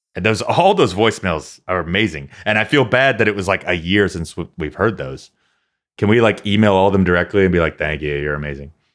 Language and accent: English; United States; I grew up here in America